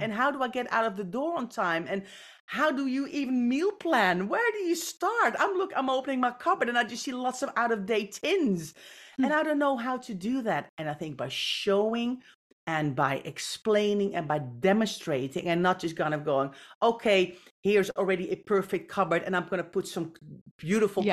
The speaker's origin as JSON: {"language": "English", "country": "Netherlands", "tie": "born or raised there", "said": "I grew up in the Netherlands."}